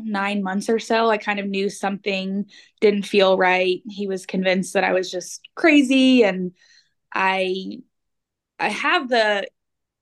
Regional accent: New Jersey, United States; moved away as an adult; now in Kansas, United States; I grew up in New Jersey

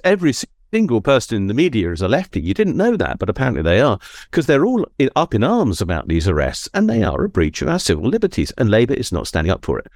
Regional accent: Suffolk, East of England, United Kingdom; I was born in Suffolk

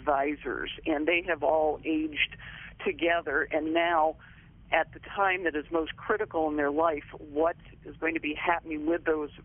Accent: Wayne, Pennsylvania, United States; moved away as an adult; also born or lived in Middletown, Ohio; now in Ohio, United States; I grew up outside of Philadelphia in Wayne, Pennsylvania. Went through all of the schools there from kindergarten to the 12th grade

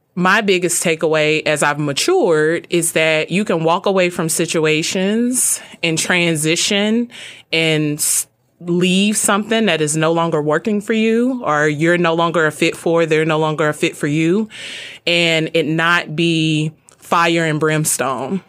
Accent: Birmingham, Alabama, United States; I grew up in Birmingham, Alabama.

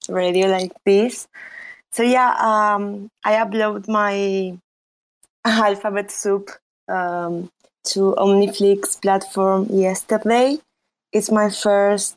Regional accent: Spain; accent: Spanish; English is a second language; also born or lived in Romania; Originally, I'm from Romania, but I grew up in Spain. And I guess you can tell by my accent. It's very Spanish.

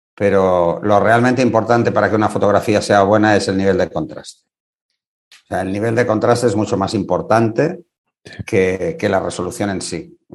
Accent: Spain; en este país

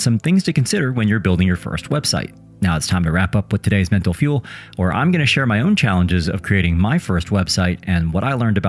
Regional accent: Midwest, United States; I'm also from the Midwest

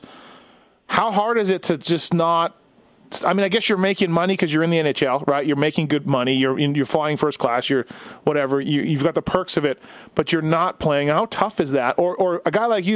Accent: Winnipeg, Manitoba, Canada; Manitoba, my hometown, Winnipeg.

